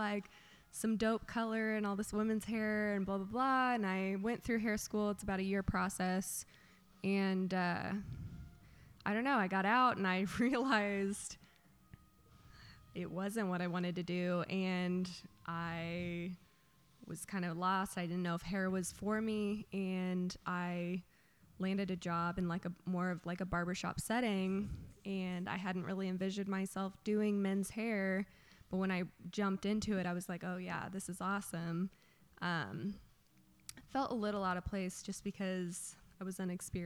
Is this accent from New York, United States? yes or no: no; Lee's Summit, Missouri, United States; also born or lived in Kansas City, Missouri; I grew up in Lee's Summit, Missouri for a majority of my life. Went to high school there.